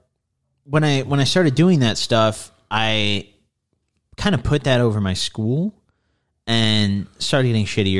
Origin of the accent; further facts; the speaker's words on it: Midwest, United States; growing up in the Midwest